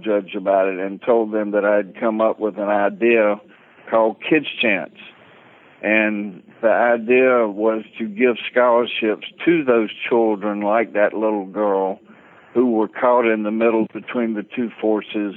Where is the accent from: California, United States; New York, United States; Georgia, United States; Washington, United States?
Georgia, United States; Valdosta; I'm from what we call Titletown. ESPN came down a couple of years ago and established Valdosta as Titletown, USA